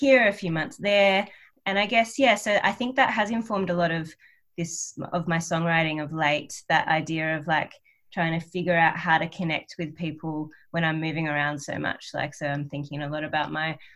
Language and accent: English; Australia; accent: Australian; I sing quite in an Australian accent, you know. Yeah, and I don't really know how to not sing in an Australian accent.